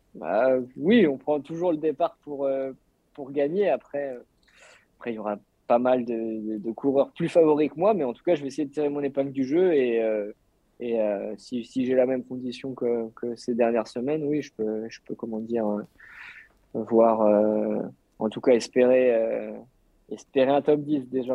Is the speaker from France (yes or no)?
yes; France; je suis français